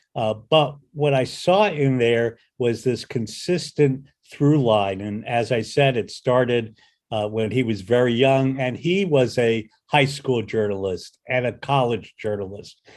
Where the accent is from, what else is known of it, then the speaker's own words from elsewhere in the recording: outside New York City, New Jersey, United States; I grew up outside of New York City in New Jersey